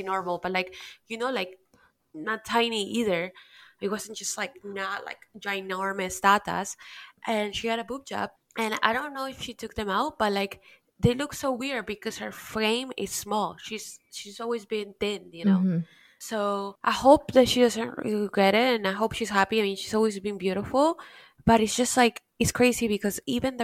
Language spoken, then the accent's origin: English; Peru; now in Miami, United States; growing up in Peru